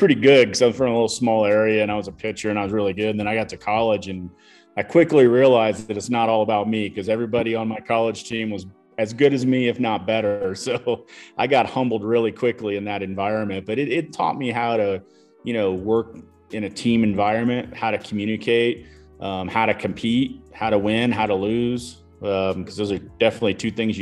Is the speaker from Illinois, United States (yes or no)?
yes; Illinois, United States; moved away as an adult; also born or lived in Colorado Springs, Colorado; now in Denver, United States; growing up there in a kind of a rural farm town